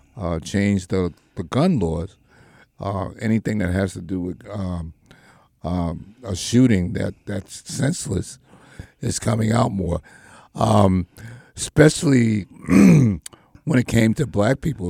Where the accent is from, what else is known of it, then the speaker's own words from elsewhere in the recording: New York, United States; when we grew up in the Marcy, you know, it was a neighborhood